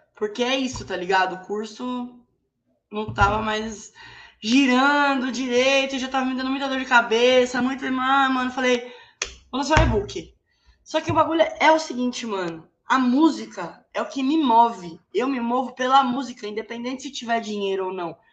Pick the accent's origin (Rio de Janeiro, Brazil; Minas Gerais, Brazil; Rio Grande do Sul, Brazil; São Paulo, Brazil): São Paulo, Brazil; sou de São Paulo, capital